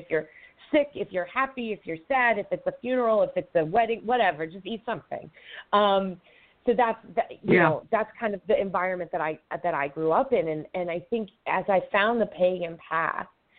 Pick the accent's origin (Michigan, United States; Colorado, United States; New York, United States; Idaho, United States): New York, United States; Long Island; moved away as an adult; now in New Hampshire, United States; I was born and raised on Long Island